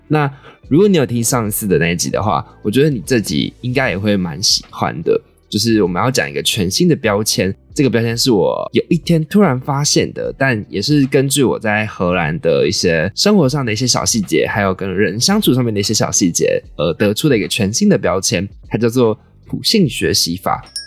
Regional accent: Taiwan; accent: Taiwanese accent; 我就是一个从小在台湾长大，看各种台湾娱乐节目，充满着浓浓台湾腔的台湾人

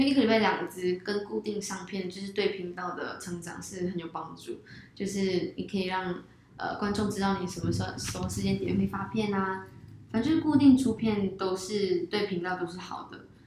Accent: Malaysia; now in Taiwan; 那我是来自马来西亚的 YouTuber，我现在暂时是，呃，在台湾做 YouTube

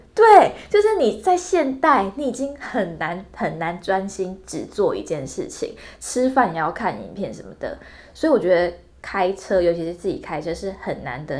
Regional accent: Hualien County, Taiwan; moved away; 我是花莲人，我跟亮哥属于这个花东干线联盟

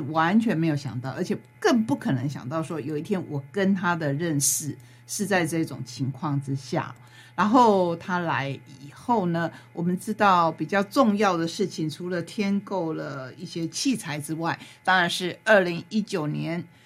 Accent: Taitung County, Taiwan; 我们台东人

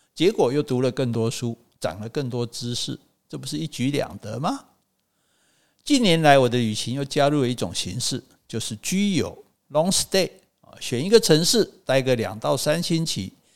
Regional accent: Taiwan; 我是台湾来的诗人

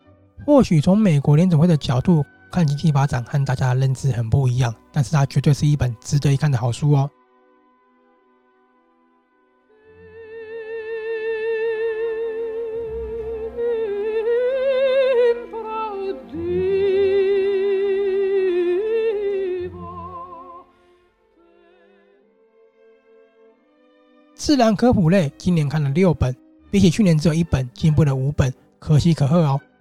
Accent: Taiwan; 但看完这套书，我们真的要身为台湾人的自己拍拍手。

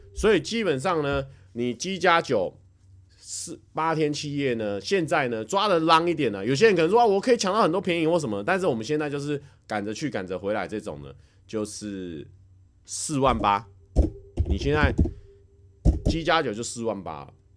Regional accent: Taiwan; now in Japan; 我们台湾人认知的外国人

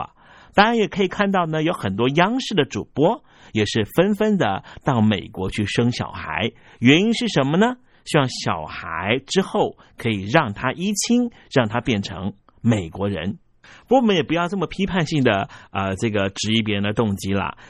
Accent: China; 比方说，我们中国人喜欢表扬别人，但是不太喜欢表扬自己啊，善于自我批评。

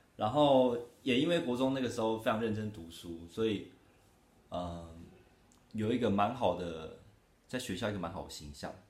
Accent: Taitung, Taitung County, Taiwan; 我是台东人，然后现在呢是台东同志游行的总召

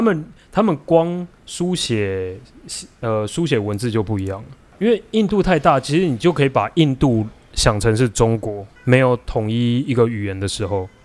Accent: Taiwan; also born or lived in United States; 我们台湾人

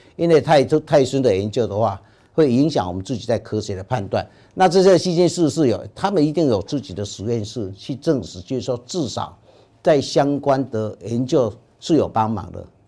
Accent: Taiwan; 而且我们台湾人的这些粪便的菌种，绝对跟欧洲人、跟白种人绝对是不一样的

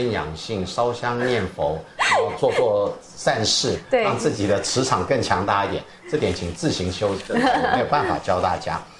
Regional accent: Taiwan; 我在来自台湾，I come from Taiwan，你懂？

